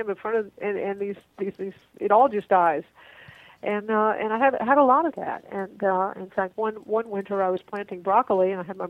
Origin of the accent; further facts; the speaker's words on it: Florida, United States; now in Texas, United States; I was originally from Florida